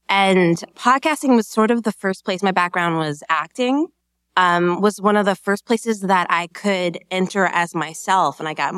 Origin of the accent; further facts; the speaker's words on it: Minnesota, United States; I grew up in Minnesota.